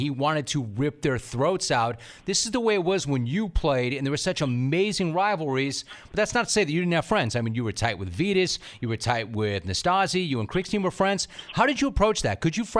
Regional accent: Southern California, United States; I remember even like growing up in Southern California, and that's a hotbed for tennis.

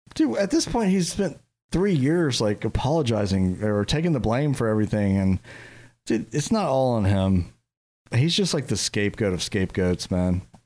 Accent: Jacksonville, Florida, United States; we're from Jacksonville

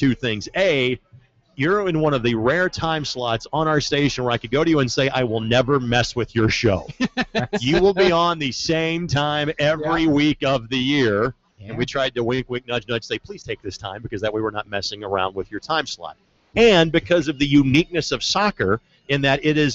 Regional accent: Southern Indiana, United States; now in Indianapolis, United States; I'm from Southern Indiana.

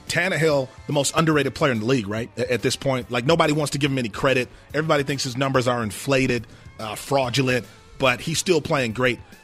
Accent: Milwaukee, Wisconsin, United States; I'm from Milwaukee

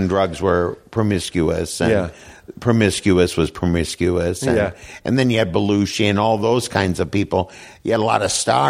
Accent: Midwest, United States; I was from the Midwest, and I go, I don't want to go to that party.

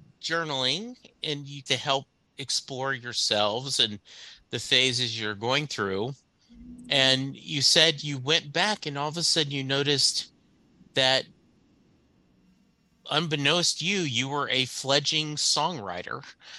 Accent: Louisiana, United States; also born or lived in Kentucky; Growing up in Louisiana and Kentucky, the Baptist church would have the volleyball nets, and I was never good at it.

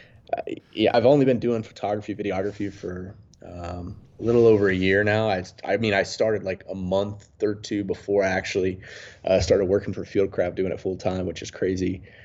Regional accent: about 40 minutes outside Mount Airy, rural North Carolina, United States; growing up in a really rural part of North Carolina

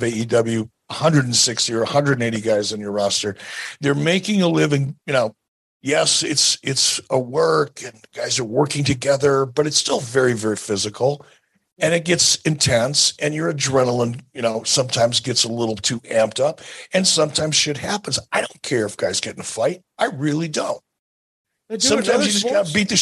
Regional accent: Detroit, Michigan, United States; I grew up in Detroit

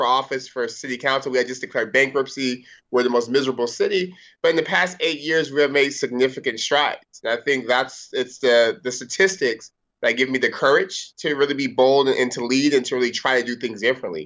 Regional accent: Stockton, California, United States; growing up in Stockton

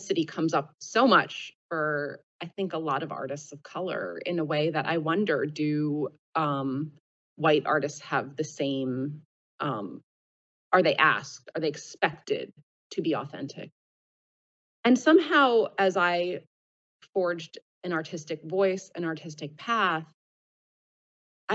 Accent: Philadelphia, Pennsylvania, United States; first language English; I was born and raised in Philadelphia in the 80s and 90s during my childhood, and my first language was English.

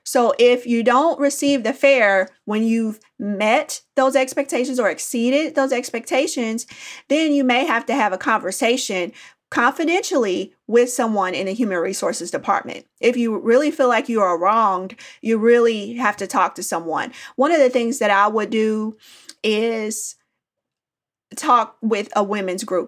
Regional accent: Indianapolis, Indiana, United States; now in Nashville, United States; I grew up in Indianapolis, Indiana

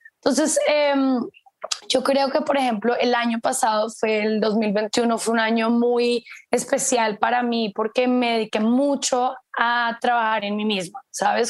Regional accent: Colombia; moved away as an adult; como me fui hace tanto tiempo de Colombia, yo me fui hace los 18, 28, bueno, casi 14 años, 15

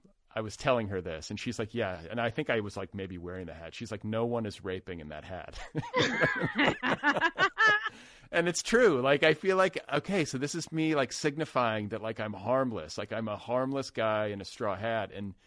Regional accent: Indiana, United States; now in Los Angeles, United States; I'm from Indiana

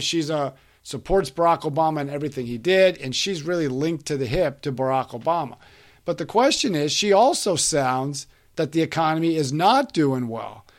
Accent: Florida, United States; my home state of Florida

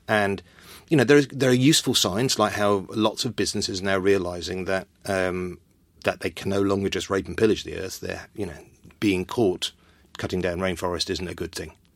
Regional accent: London, United Kingdom; also born or lived in Wales; I grew up in North London

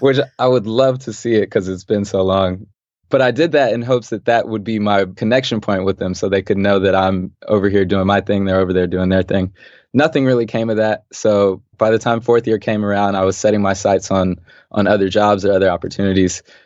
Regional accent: Los Angeles, California, United States; Growing up in L A, yeah, I grew up in South Central, specifically Manchester and Vermont

